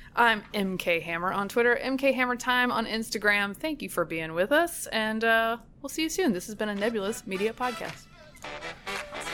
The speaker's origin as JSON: {"language": "English", "region": "North Carolina", "country": "United States", "moved": "yes", "lives_now": "Virginia, United States", "said": "my home state"}